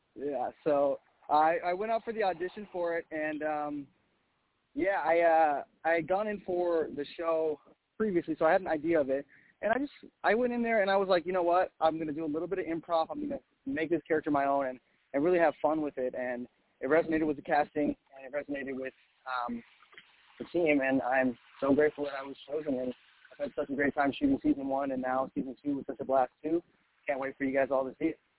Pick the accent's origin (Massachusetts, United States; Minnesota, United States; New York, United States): Minnesota, United States; Minneapolis; moved away as an adult; now in Los Angeles, United States; I'm originally from Minneapolis, Minnesota